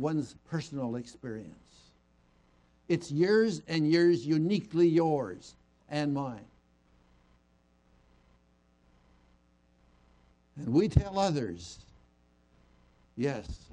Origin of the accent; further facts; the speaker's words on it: Moraga, California, United States; my hometown of Moraga